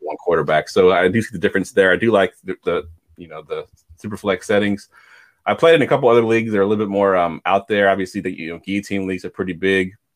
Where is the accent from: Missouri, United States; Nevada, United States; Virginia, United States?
Virginia, United States; Newport News; I grew up in Newport News, which if you don't know where that's at, it's in Virginia.